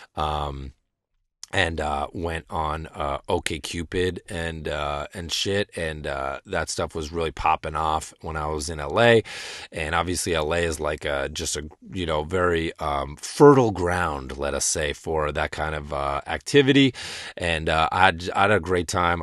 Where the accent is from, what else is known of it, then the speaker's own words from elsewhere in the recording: rural Western Massachusetts, United States; from rural Western Massachusetts, you know what I'm saying? Growing up in the woods.